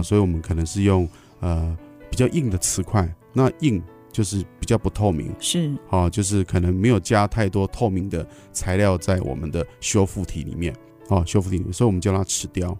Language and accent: Chinese; Taiwan; 我们台湾人